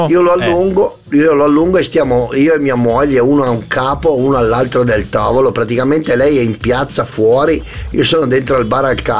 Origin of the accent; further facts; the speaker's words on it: Masio, Piedmont, Italy; Sì, sì, sono di Masio